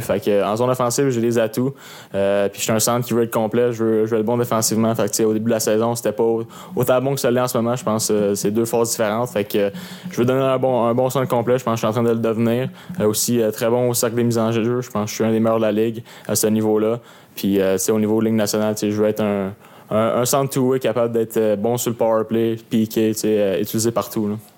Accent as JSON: {"language": "French", "town": "Sherbrooke", "region": "Quebec", "country": "Canada", "said": "Je viens de Sherbrooke"}